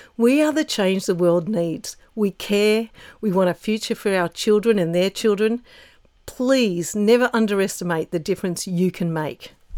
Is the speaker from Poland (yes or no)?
no; Australia